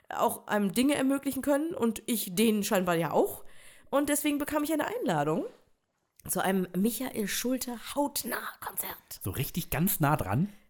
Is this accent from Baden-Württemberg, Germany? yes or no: no; Dollerup, Schleswig-Holstein, Germany; so aufgewachsen, äh, geboren bei Eckernförde, aufgewachsen in Dollerup bei